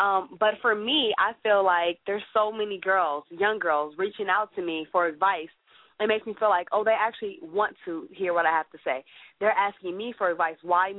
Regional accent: Chicago, Illinois, United States; I'm from Chicago

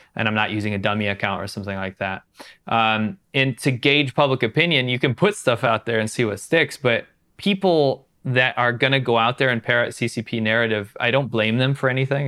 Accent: United States; moved away; also born or lived in China

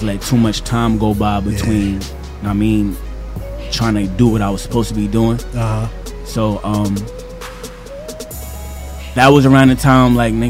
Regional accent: New York City, New York, United States; I'm from Queens, born and raised.

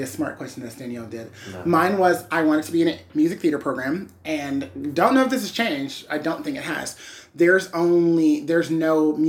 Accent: Georgia, United States; moved away as an adult; also born or lived in Jacksonville, Florida; and we're from Georgia.

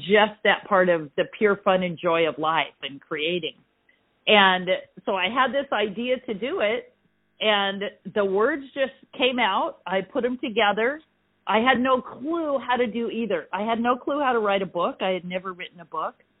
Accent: Ventura, California, United States; I am from Ventura, California. It's north of Los Angeles. And I live on the coast there

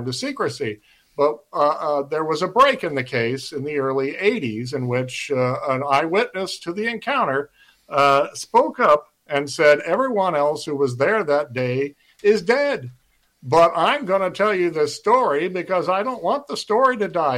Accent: Cape Girardeau, Missouri, United States; my hometown of Cape Girardeau, Missouri

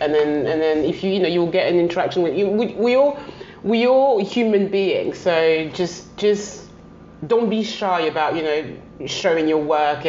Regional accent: Paris, Île-de-France, France; I mean, I still think, although I was raised in Paris, I still think London is the best city in the world.

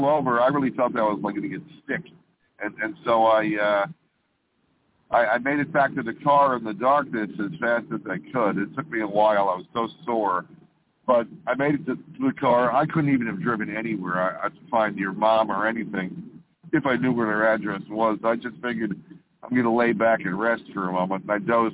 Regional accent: New Jersey, United States

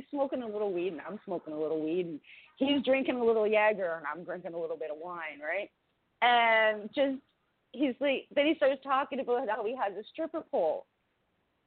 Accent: Canada; I'm his Canadian other redheaded girlfriend

